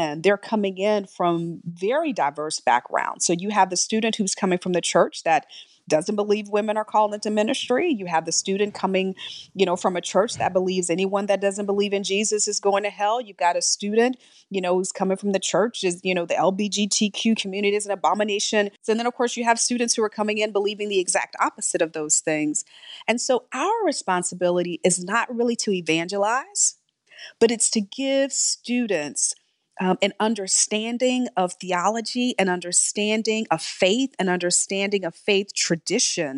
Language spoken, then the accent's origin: English; Texas, United States; now in New York City, United States; I was born and raised in Texas in a very small town